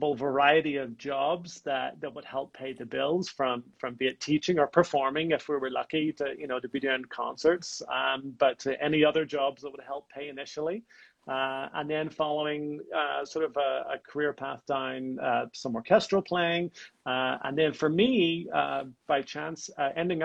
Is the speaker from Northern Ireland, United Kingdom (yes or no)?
yes; Antrim, Northern Ireland, United Kingdom; now in Las Vegas, United States; I am Irish born. I come from a small town called Antrim, just outside of Belfast.